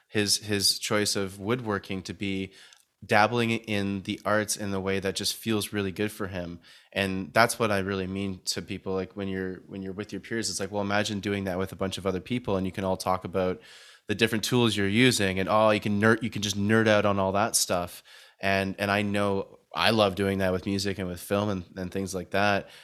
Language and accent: English; Canada; now in Vancouver, Canada; from Canada